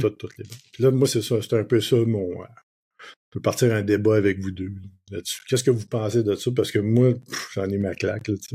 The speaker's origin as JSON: {"language": "French", "region": "Quebec", "country": "Canada", "said": "Au Québec, c'est pas pire. On, garde le, français"}